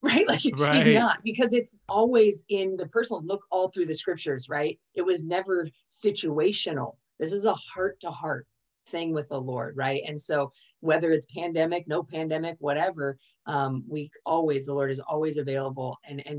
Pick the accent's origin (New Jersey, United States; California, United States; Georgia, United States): California, United States; I was born in California